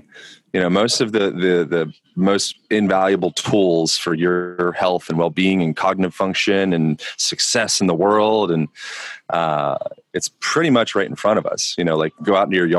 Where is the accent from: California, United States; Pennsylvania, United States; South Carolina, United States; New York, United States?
Pennsylvania, United States; Lancaster; I grew up in Lancaster, Pennsylvania